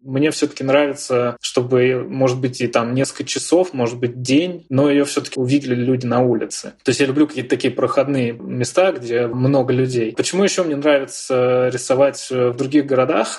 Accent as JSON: {"language": "Russian", "country": "Russia", "said": "я из России"}